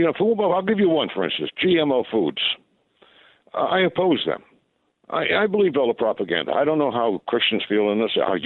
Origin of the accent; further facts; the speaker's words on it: Rhode Island, United States; also born or lived in England; I'm from New England, but most New Englanders, they don't pronounce their R's. I lived in England for 6 years, so It's probably a combination there. I grew up in Rhode Island.